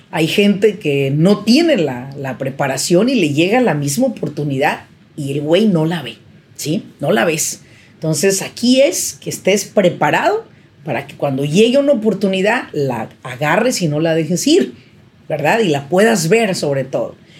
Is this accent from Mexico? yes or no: yes; Mexico; now in Irvine, United States; yo soy mexicana